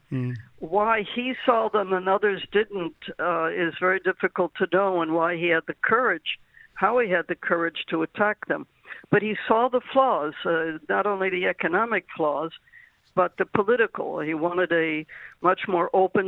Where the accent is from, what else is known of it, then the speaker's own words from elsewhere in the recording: United States; now in Israel; I grew up in America